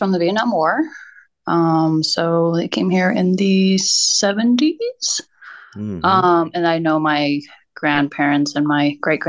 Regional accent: California, United States; also born or lived in Hong Kong; I was born in Pasadena, in California.

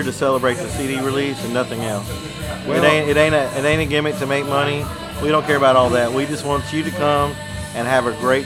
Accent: Aberdeen, Mississippi, United States; my hometown. Aberdeen, Mississippi

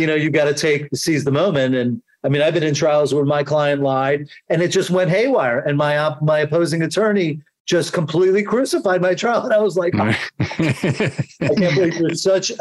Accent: New York, United States; accent: New York; I sound like I'm from New York

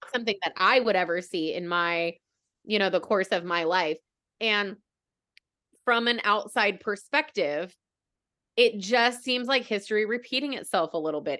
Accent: United States; being an American

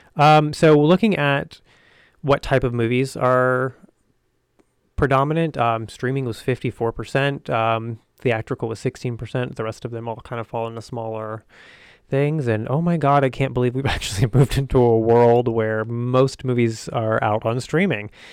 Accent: the South, United States; I grew up in the South, and I didn't see myself reflected in the world around me

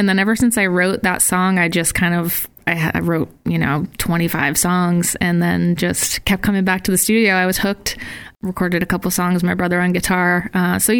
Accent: Massachusetts, United States; moved away as an adult; now in Providence, United States; I grew up around the Massachusetts area, spent most of my life in Massachusetts

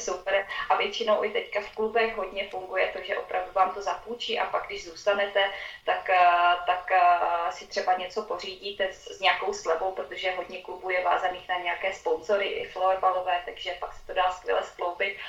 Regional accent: Uherský Brod area, Zlín Region, Czechia; moved away as an adult; also born or lived in Liberec / Finland / Ostrava; now in Switzerland; studovala základní školu, ten první stupeň u nás na vesnici

